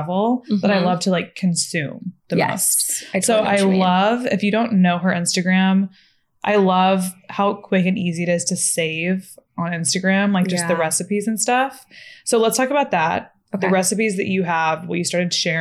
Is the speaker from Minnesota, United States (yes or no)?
no; Texas, United States; also born or lived in Florida panhandle; now in Los Angeles, United States; Up in like the panhandle of Florida first and then in Texas.